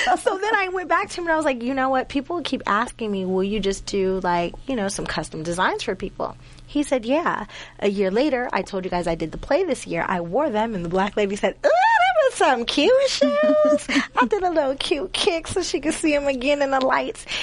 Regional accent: Duquesne, Pennsylvania, United States; I'm from Pittsburgh. Pittsburgh, but a little small town called Duquesne.

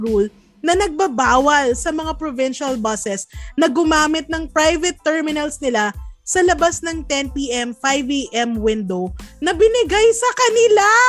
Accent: Manila, Metro Manila, Philippines; Taga Maynila ako

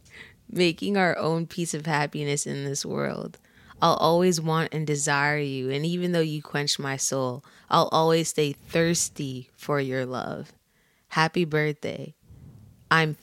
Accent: New Jersey, United States; I'm from Jersey, born and raised

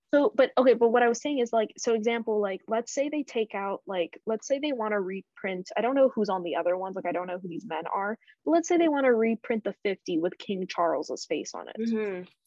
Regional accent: Canada; I grew up in Canada.

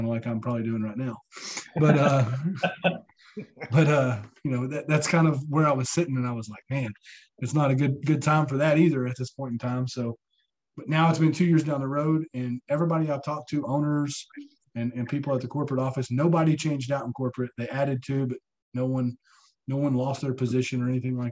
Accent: Chattanooga, Tennessee, United States; moved away as an adult; now in Huntsville, United States; I'm about 2 hours from my hometown in Chattanooga

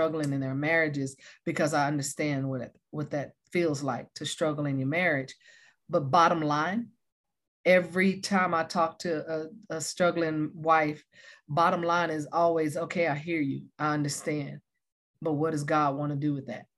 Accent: Taylor, Texas, United States; moved away as an adult; also born or lived in Oklahoma; now in California, United States; We were born and raised in Taylor, Texas

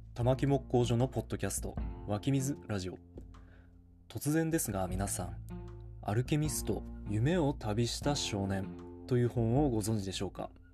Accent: Ishikawa, Fukushima, Japan; 地元の石川町役場

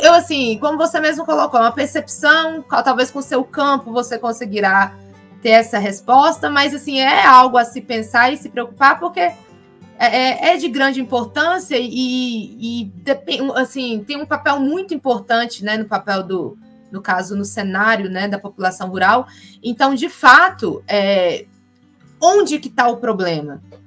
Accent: Minas Gerais, Brazil; a gente, enquanto é, mineiro, no caso aqui, do Vale do Jequitinhonha ou Norte de Minas

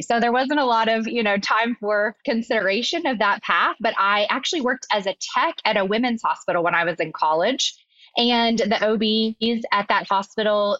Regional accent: Arkansas, United States; So I'm originally from Arkansas

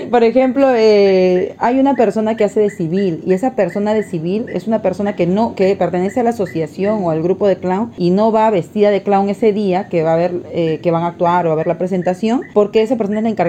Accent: Lima, Peru; now in Tarapoto, Peru; Y o hasta morbosa, digo yo, que también soy de Lima, ¿no?

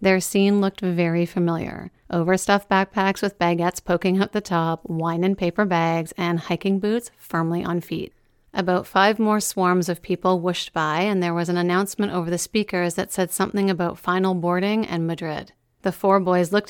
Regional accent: Meaford, Ontario, Canada; I talked about my hometown a lot even back then

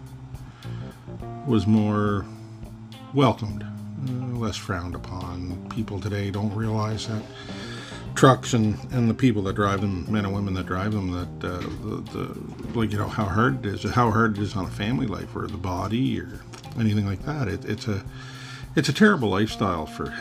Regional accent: Canada; being a Canadian truck driver

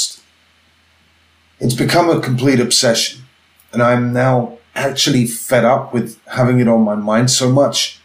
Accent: London, United Kingdom; moved away as an adult; also born or lived in Switzerland / Madrid; I grew up poor in London, single mother, me and my brother and sister, absolutely no money.

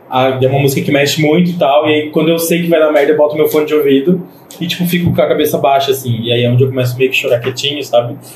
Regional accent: São José, Santa Catarina, Brazil; also born or lived in Florianópolis; eu sou de São José barra Floripa

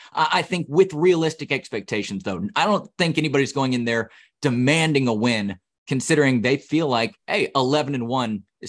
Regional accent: Texas, United States; moved away; I grew up in Texas myself.

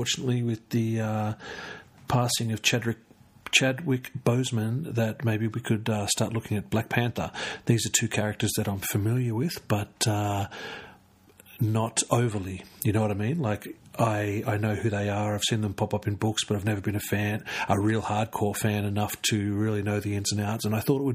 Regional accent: Canberra, Australian Capital Territory, Australia; I'm from Canberra

